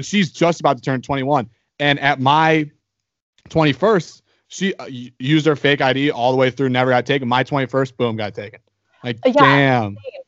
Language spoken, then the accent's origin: English; Colorado, United States; born there; Like I was born in Colorado, moved to Michigan, but I would live on the beach.